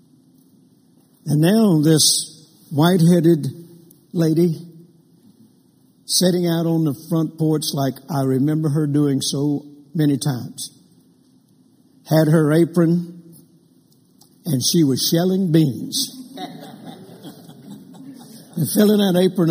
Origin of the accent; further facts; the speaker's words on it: Vicksburg, Mississippi, United States; moved away; also born or lived in Louisiana; I was born in Vicksburg, Mississippi in 1946